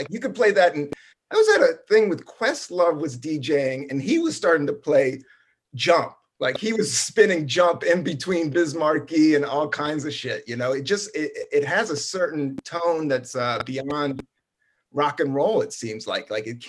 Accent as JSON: {"language": "English", "town": "Buena Vista", "region": "Virginia", "country": "United States", "tie": "born or raised there", "also_born_or_lived": "Washington, D.C.", "said": "I was born in Washington, D.C. in 1972. I grew up on Capitol Hill, and then we moved in fourth grade to Buena Vista, Virginia, which is 4 hours down south in the Appalachian Mountains, a town of 7,000."}